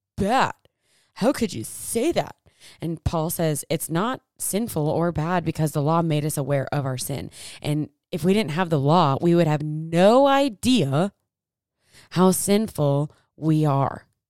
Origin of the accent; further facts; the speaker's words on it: United States; I'm from Americas